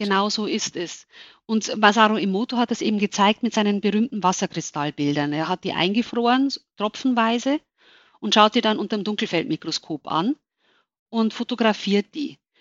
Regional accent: Germany; bei uns in Deutschland

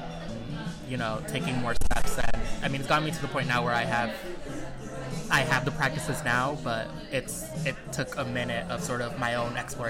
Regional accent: New York City, New York, United States; I'm from the Bronx

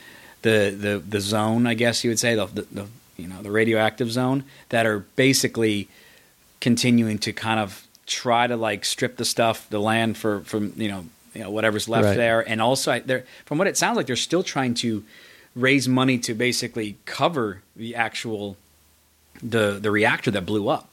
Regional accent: United States; I'm American

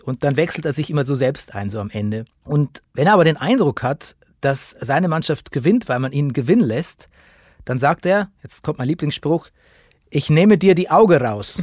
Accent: Bavaria, Germany; ich kenne das auch aus meiner Jugend in Bayern

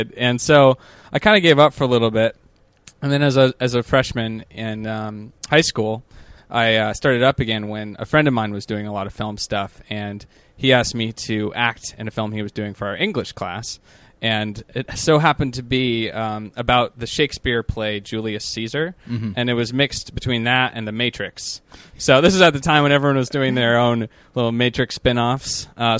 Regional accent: Cottage Grove, Minnesota, United States; now in Los Angeles, United States; I'm from Cottage Grove, which is like a suburb of the Twin Cities.

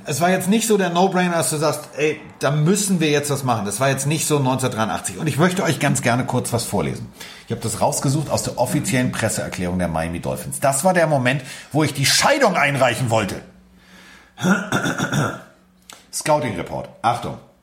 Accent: Hamburg, Germany; Also ich bin Hamburger

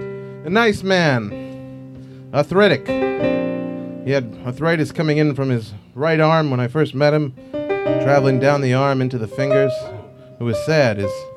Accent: Bronx, New York, United States; And growing up in the Bronx, we knew all kinds of characters.

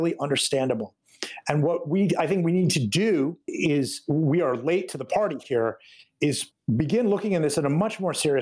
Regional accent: United States; as an American

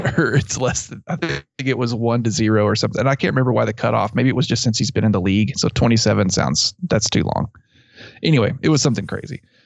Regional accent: near Abilene, Texas, United States; I grew up near Abilene

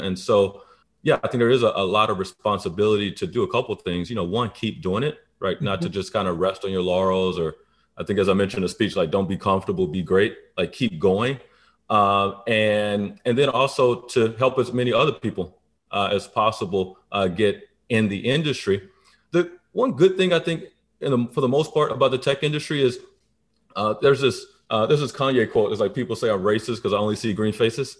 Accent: Baton Rouge, Louisiana, United States; moved away; also born or lived in Atlanta, Georgia; grew up in Baton Rouge, predominantly black side of town

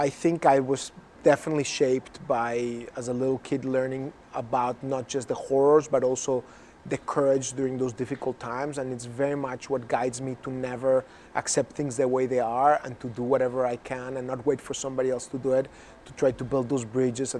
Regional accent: Mexico City, Mexico; now in United States; I was born in Mexico

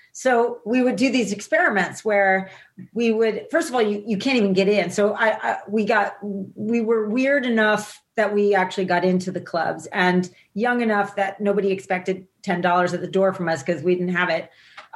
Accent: New Jersey, United States; People I grew up with in New Jersey thought it was government hype, thought they were making it up, you know?

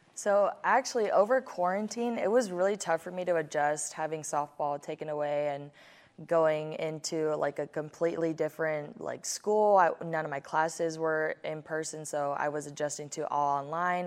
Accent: Hawaii, United States; as I was growing up in Hawaii

